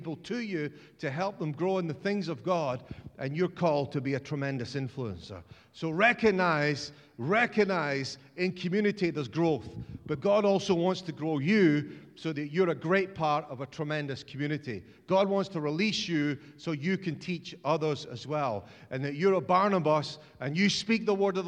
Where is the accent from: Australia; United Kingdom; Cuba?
United Kingdom; Scotland; as a Scotsman